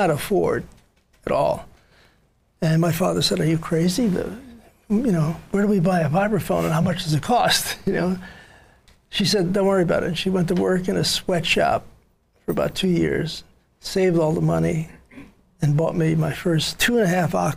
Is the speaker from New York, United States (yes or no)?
yes; New York City, New York, United States; I was born in the Bronx in a sort of a very, what they now call ghettos, but it was a very poor neighborhood.